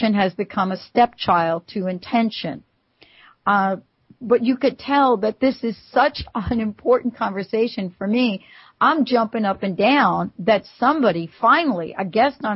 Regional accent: New York, United States; I'm from New York

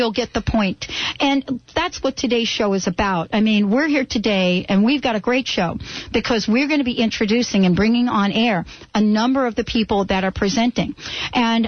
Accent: New Jersey, United States; my hometown, Jersey

